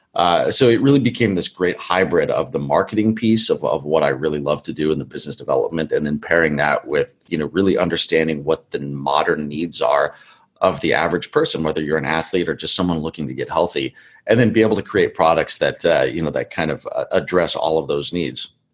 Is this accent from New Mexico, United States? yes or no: no; Colorado, United States; now in California, United States; I was born in Colorado and spent most of my life there